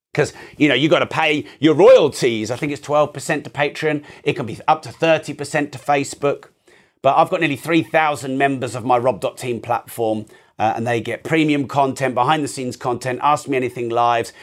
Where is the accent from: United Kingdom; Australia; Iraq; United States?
United Kingdom; I'm very British